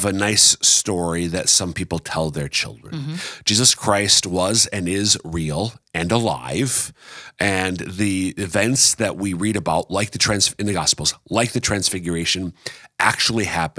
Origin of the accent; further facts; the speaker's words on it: Minnesota, United States; now in Sioux Falls, United States; I have almost been in South Dakota longer than I was in my home state of Minnesota.